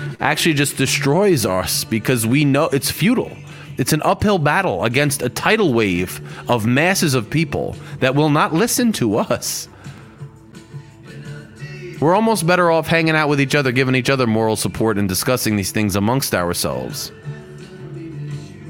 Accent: United States; growing up in America

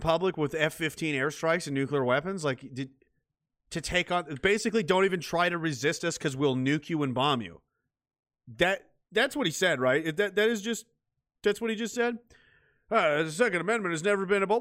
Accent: Canada; as a Canadian

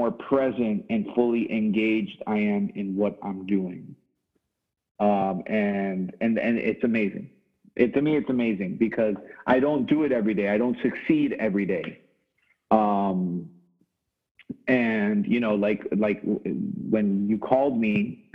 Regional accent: Miami, Florida, United States; me living in Miami and growing up in Miami

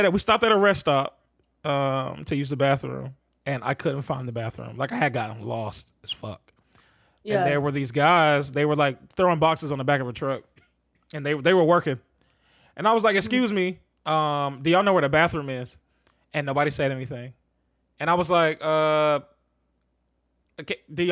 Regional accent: the South, United States; moved away; Growing up in the South was wild.

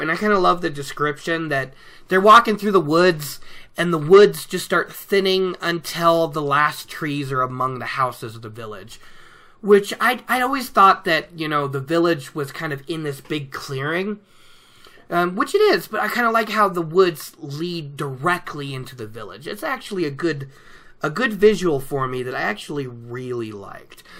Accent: Oregon, United States; now in Colorado, United States; here in Colorado, it's colder than what I was used to growing up in Oregon.

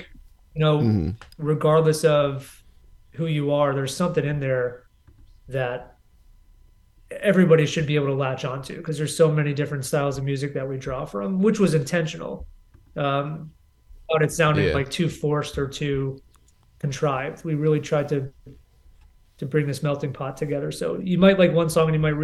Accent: New Jersey, United States; moved away; I'm from New Jersey originally

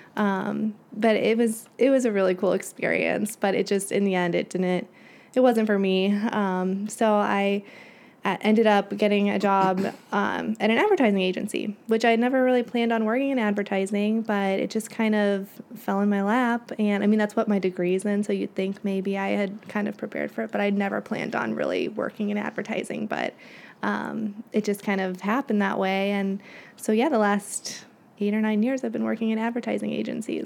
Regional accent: Springfield, Illinois, United States; moved away as an adult; also born or lived in Champaign, Illinois / New York City / Bolingbrook, Illinois; I am from Springfield, Illinois. That's where I grew up

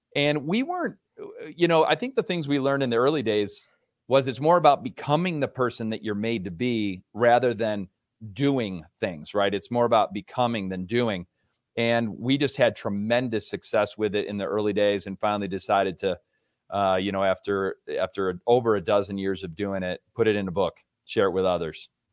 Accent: Rochester, New York, United States; moved away as an adult; also born or lived in Virginia; now in Colorado, United States; I grew up in Rochester, New York, so I'm a New York native.

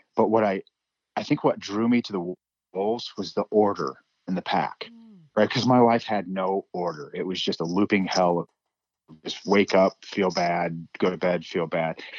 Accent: Midwest, United States; now in Montana, United States; growing up in the Midwest, I had a, a doll, Wolfie, that I grew up

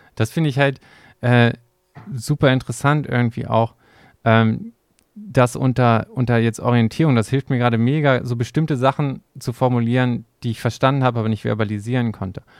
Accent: Germany; bei uns in Deutschland

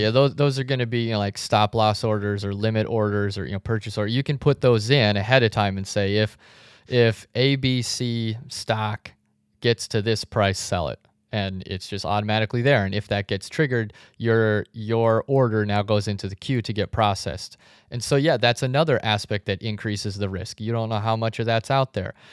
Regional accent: South Dakota, United States; also born or lived in Chicago; now in Arizona, United States; I grew up in South Dakota, and since moving to Arizona

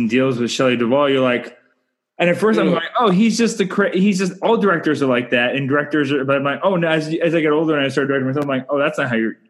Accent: Canada; I'm Canadian filmmaker

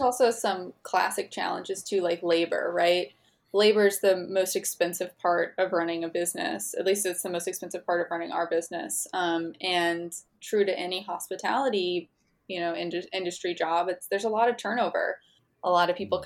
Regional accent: Missouri, United States; I grew up in Missouri

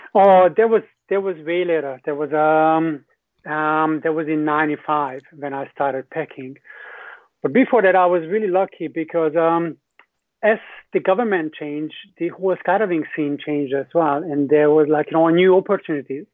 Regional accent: Hungary; English is a second language; moved away as an adult; also born or lived in New Zealand; I'm from Hungary originally

